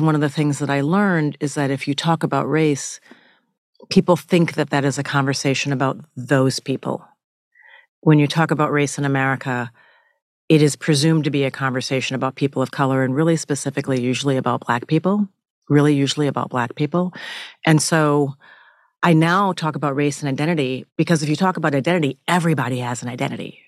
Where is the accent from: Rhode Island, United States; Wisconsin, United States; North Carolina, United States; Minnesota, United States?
Minnesota, United States; I grew up in Minnesota and spending summers in Alabama where my father was from